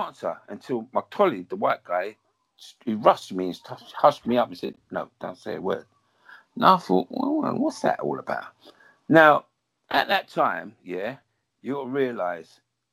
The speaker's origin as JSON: {"language": "English", "town": "Southall", "region": "London", "country": "United Kingdom", "tie": "born or raised there", "said": "I was born in Southall, and it was majorly Asians, Dominican, Jamaicans"}